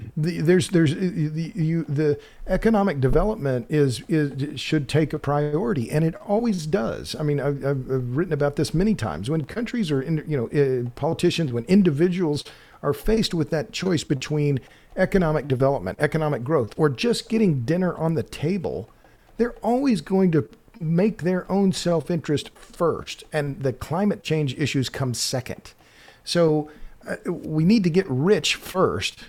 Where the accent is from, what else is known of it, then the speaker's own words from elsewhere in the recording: Oklahoma, United States; I grew up in Oklahoma